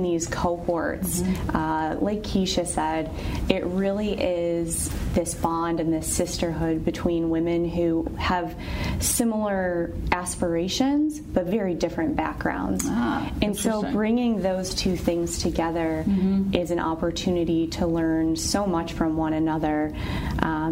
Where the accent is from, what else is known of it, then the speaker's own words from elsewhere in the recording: Syracuse, New York, United States; moved away as an adult; now in Pittsburgh, United States; I'm originally from Syracuse, New York. I'm not a native Pittsburgher